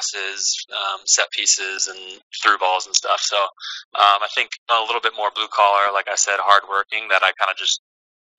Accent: Kansas City, United States; moved away; I'm from Kansas City

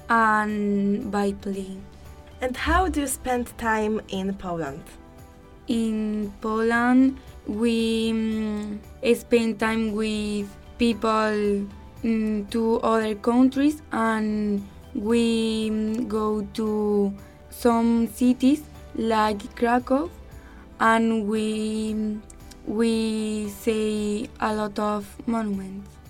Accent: Córdoba, Andalusia, Spain

